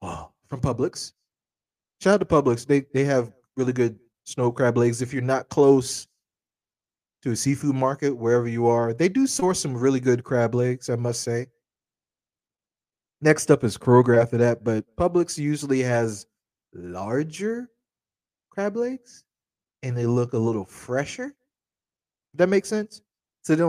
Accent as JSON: {"language": "English", "town": "Charleston", "region": "South Carolina", "country": "United States", "tie": "born or raised there", "said": "growing up in Charleston"}